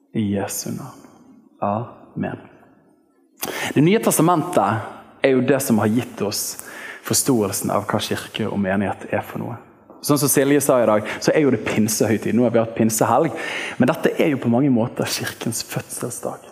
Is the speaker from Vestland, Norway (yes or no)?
yes; Bergen, Vestland, Norway; borte i Litlåsveien, der jeg vokste opp i Åsane frikirke